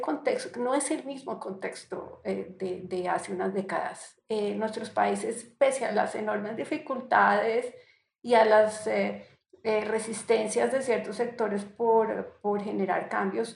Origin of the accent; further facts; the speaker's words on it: Colombia; also born or lived in Barranquilla; soy colombiana